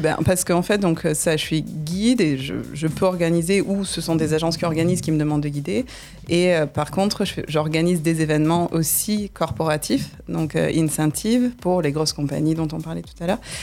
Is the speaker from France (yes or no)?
yes; Nîmes, Occitania, France; moved away as an adult; now in California, United States; j'ai grandi donc à Nîmes